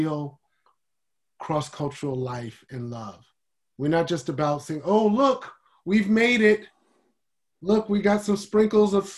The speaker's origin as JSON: {"language": "English", "country": "United States", "said": "I'm African American, but I'm not African"}